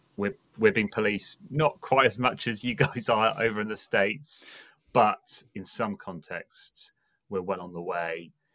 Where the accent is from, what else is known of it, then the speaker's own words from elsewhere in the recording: England, United Kingdom; now in Bristol, United Kingdom; I'm English, um, as my voice portrays, um, and I am speaking to you from Bristol in the U K